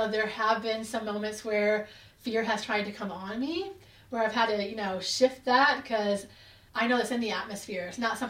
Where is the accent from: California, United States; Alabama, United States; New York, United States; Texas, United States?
Alabama, United States; Hamilton; as you said. I'm from Hamilton, Alabama.